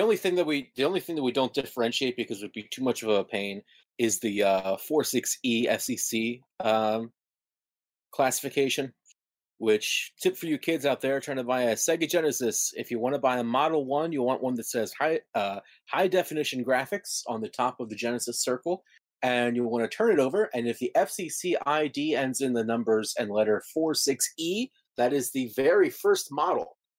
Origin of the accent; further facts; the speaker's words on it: United States; as an American